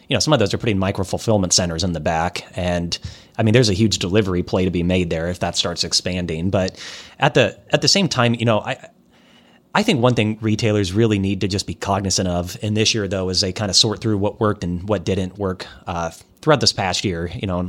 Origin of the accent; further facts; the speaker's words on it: Iowa, United States; I'm from Iowa